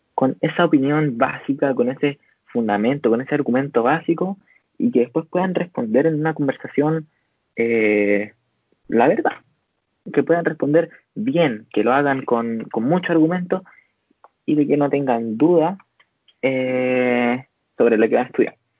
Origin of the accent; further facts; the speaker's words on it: Chile; nosotros somos chilenos